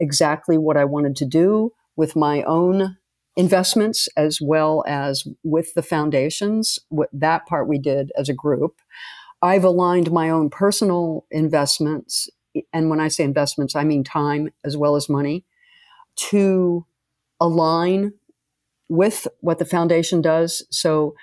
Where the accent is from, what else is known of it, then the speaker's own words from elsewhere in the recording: Las Vegas, Nevada, United States; when I was in the seventh grade when we moved here